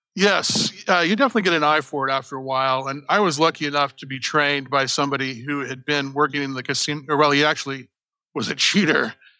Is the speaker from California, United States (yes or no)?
no; Las Vegas, Nevada, United States; now in Houston, United States; I grew up in Las Vegas